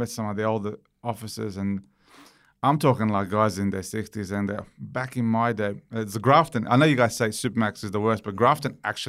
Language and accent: English; Romania; born there; Because I was born in Romania. I lived through communism. I lived through corruption. I lived through death.